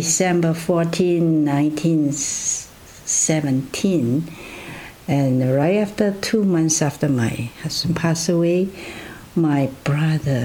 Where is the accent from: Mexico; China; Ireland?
China; also born or lived in Loma Linda, United States / Vancouver, Canada; now in Canada; If you are asking me where I was born, then it was in China